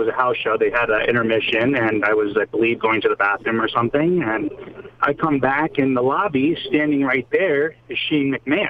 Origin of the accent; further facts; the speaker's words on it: New Jersey, United States; No, I'm from New Jersey.